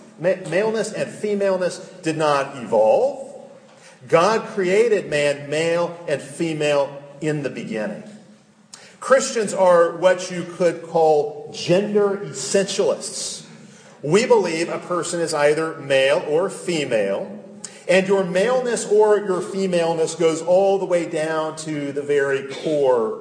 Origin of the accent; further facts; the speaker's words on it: United States; I am an American